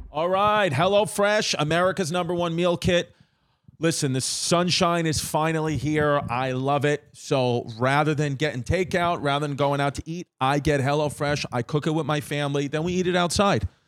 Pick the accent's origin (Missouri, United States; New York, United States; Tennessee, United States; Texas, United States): New York, United States; It was five train stops away from me, from where I grew up